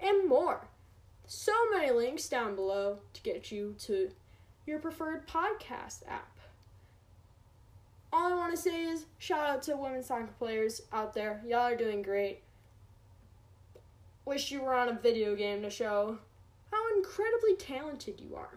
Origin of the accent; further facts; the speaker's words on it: United States; as an American